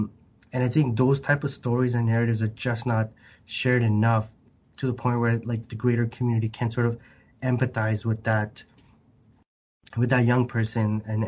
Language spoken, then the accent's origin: English; Canada; you wouldn't think of me as what you, when you see a Canadian, you know, just like, where are you really from? And then when I go to Bangladesh, the moment they hear me speak, they're like, where are you from?